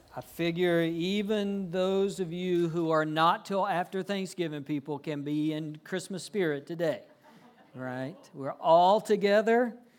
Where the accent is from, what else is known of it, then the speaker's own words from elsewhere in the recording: Georgia, United States; moved away as an adult; also born or lived in South Carolina / Fort Worth, Texas; I grew up in Georgia, lived a little while, went to college in South Carolina.